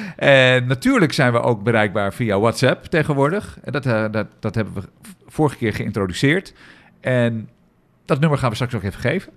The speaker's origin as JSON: {"language": "Dutch", "town": "Amsterdam", "region": "North Holland", "country": "Netherlands", "said": "voor ons als Amsterdammers"}